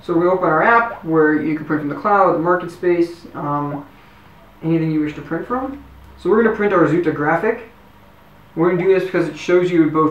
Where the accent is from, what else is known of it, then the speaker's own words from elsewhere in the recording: Los Angeles, California, United States; moved away as an adult; now in Israel; I was born and raised in Los Angeles, moved to Israel a couple of years ago, did college here